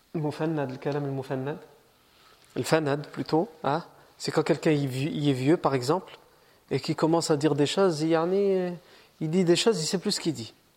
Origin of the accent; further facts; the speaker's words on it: France; Moi je suis né en France